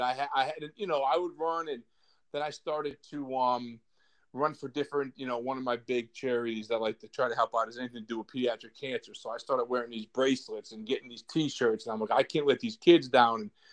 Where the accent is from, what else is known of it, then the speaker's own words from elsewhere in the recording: Scranton, Pennsylvania, United States; now in Virginia, United States; I'm from Scranton too. I live in Virginia